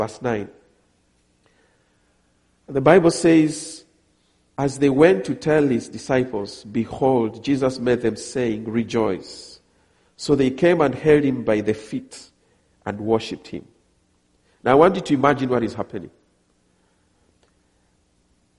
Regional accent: Kenya; also born or lived in Ghana; I come from Kenya, I'm married

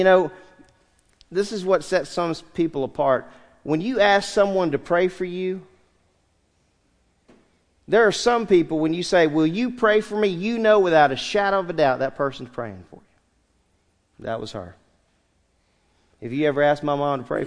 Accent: San Diego, California, United States; I was born in San Diego, California, October 9th, 1964

